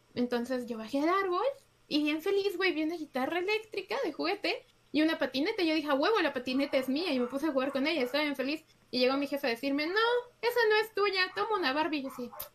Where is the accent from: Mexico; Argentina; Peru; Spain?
Mexico; somos mexicanos